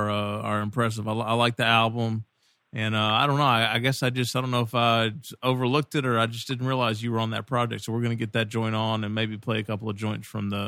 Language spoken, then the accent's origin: English; Kentucky, United States; They're like, where are you from? I'm from Kentucky. They're like, oh, you don't have an accent at all.